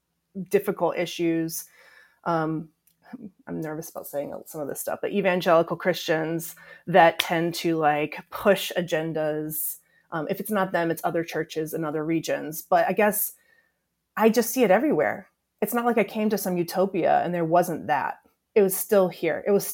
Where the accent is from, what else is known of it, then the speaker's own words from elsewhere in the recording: the South, United States; one experience I had growing up in the South, and even when I go back, is there may be racism.